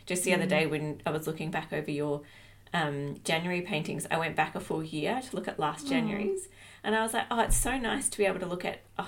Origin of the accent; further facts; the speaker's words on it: Australia; accent: Australian; I get a real Australian twang about me and I can hear it.